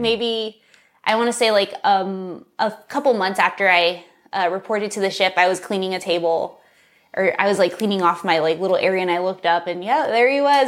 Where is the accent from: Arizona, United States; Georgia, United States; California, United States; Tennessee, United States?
California, United States; San Dimas; also born or lived in Los Angeles; I was born in L A, uh, born and raised in San Dimas, California, specifically